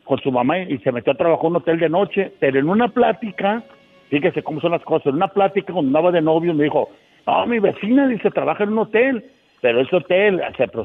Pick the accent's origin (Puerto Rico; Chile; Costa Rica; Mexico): Mexico; Tampico, Tamaulipas; born there; Eh, nací en Tamaulipas, pero me crié acá en el otro lado.